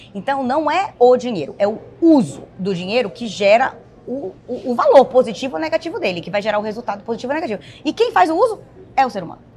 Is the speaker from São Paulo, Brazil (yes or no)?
no; Bahia, Brazil; moved away as an adult; now in United States; esposa do Gustavo, sou daqui do Nordeste, da Bahia